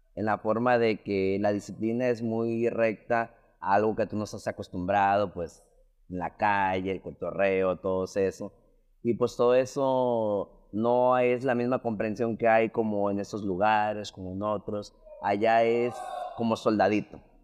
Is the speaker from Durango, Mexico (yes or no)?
no; Las Palmas, Jalisco, Mexico; yo soy de Las Palmas, Jalisco, es un pueblo